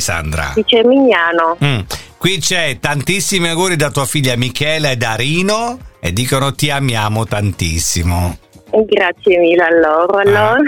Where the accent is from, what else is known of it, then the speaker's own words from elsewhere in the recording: Ortona, Abruzzo, Italy; moved away as an adult; now in London, United Kingdom; Io sono di Or-, sono di Ortona